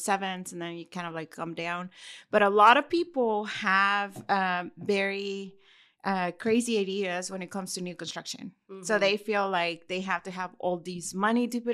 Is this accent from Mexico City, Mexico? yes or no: no; Monterrey, Nuevo León, Mexico; English is a second language; moved away; I'm from Monterrey.